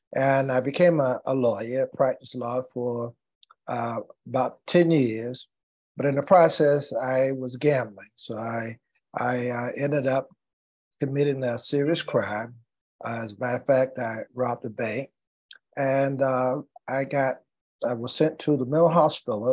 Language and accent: English; North Carolina, United States; African American lawyer practicing law in my hometown. And as a matter of fact, the first in my hometown and the youngest at that time in the state of North Carolina.